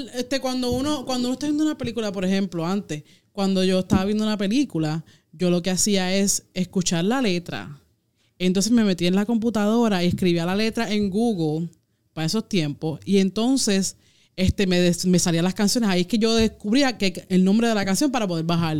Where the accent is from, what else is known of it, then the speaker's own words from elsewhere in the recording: Puerto Rico; en mi pueblo, este, yo que no tengo carro, eh, había una, solamente una discotienda